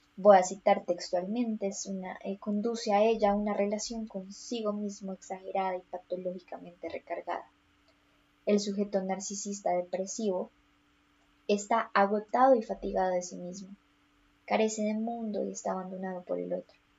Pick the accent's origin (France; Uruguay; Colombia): Colombia; soy colombiana, entonces todo esto pasó en contexto colombiano